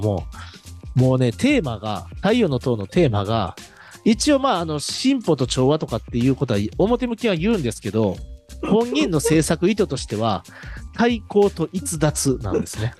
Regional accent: Osaka, Japan; 我々大阪人

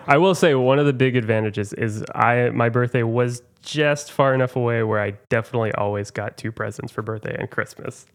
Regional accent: Oklahoma, United States; now in Chicago, United States; I'm from Oklahoma, where everyone has a smile on as they greet

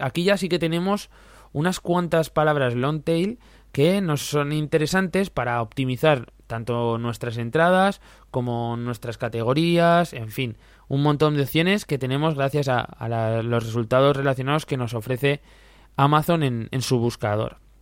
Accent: Zaragoza, Aragon, Spain; Yo como soy de Zaragoza

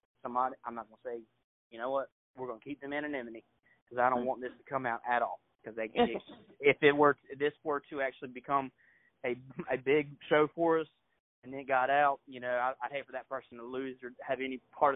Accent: United States; As an American citizen

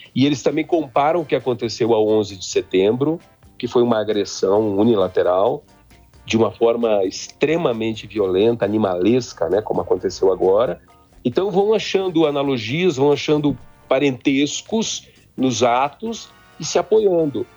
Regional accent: Três Passos, Rio Grande do Sul, Brazil; moved away; also born or lived in Independência; eu sou gaúcho, né? Eu sou da região de Independência, me criei em Três Passos

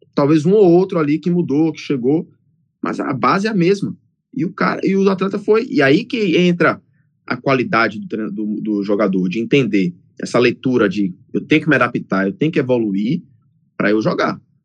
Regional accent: Salvador, Bahia, Brazil; moved away as an adult; now in United States; eu cresci no Brasil, ali em Salvador

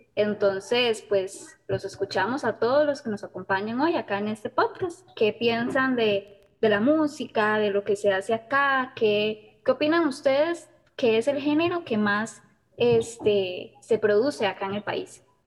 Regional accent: Costa Rica; nosotros como ticos

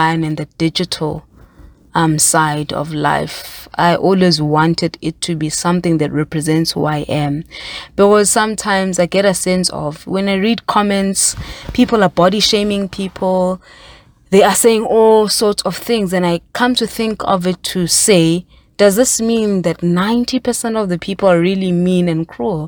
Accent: South Africa; myself as a South African woman

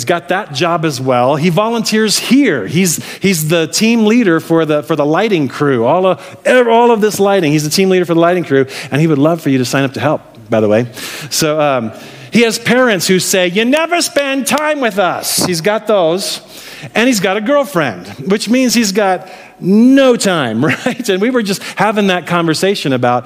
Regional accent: Midwest, United States; moved away; I'm from the Midwest. I grew up in the Midwest

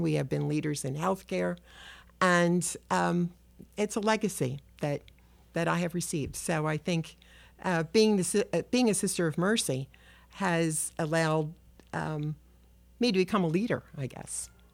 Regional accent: Philadelphia, Pennsylvania, United States; I'm a Philly kid. I was born in South Philadelphia. I grew up in Southwest

